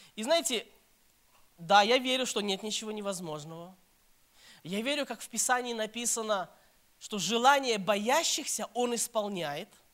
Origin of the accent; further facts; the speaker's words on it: Minsk, Belarus; moved away as an adult; also born or lived in Kyiv; now in Saratov, Russia; я с Беларуси, я сам родом с Минска, с Беларуси, белорус, так что простите, если какой-нибудь там акцент будет